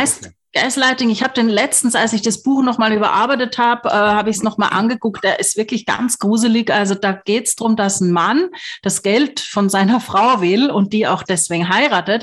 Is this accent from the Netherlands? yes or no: no; Graz, Styria, Austria; ich komme aus Graz